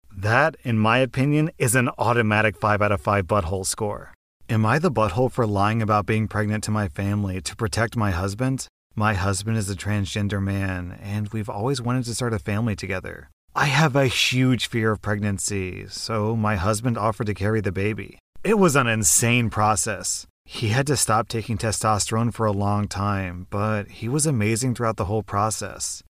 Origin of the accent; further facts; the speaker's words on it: United States; I'm an American